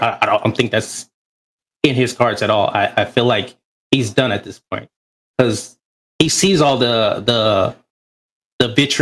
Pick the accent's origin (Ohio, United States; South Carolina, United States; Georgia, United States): Ohio, United States; moved away as an adult; now in California, United States; I'm from Ohio, but I'm stationed out here in California